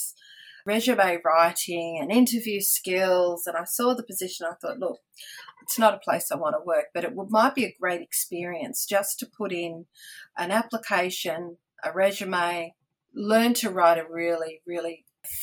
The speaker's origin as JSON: {"language": "English", "area": "Central Coast", "region": "New South Wales", "country": "Australia", "said": "I came from the Central Coast, so I worked locally part-time."}